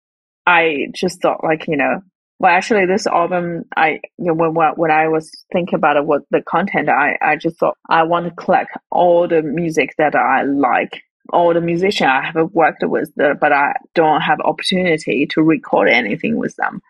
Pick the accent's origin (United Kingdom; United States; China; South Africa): China; Northwest China; moved away as an adult; now in Melbourne, Australia; my hometown, which is in the northwest of China.